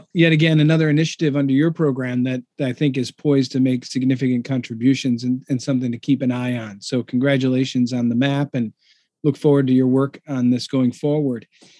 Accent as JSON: {"language": "English", "country": "United States", "moved": "as an adult", "lives_now": "Singapore"}